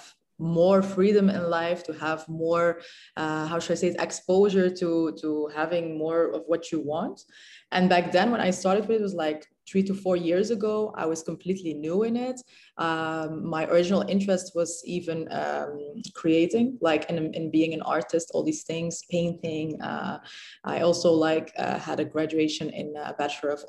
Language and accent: English; Belgium; moved away as an adult; now in Dubai, United Arab Emirates; originally Moroccan, born and raised in Belgium